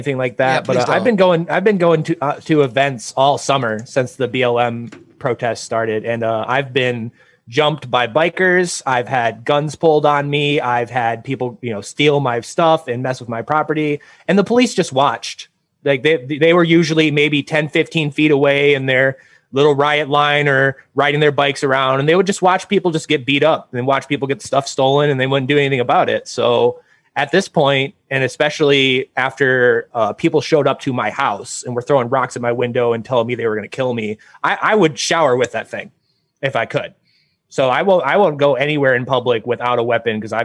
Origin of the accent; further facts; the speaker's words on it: northern Michigan, United States; moved away; also born or lived in Detroit, Michigan; I spent my childhood way in northern Michigan